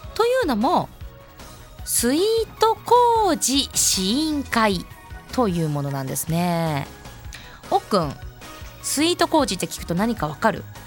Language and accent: Japanese; Asahikawa, Hokkaido, Japan; 私北海道旭川市出身旭川観光大使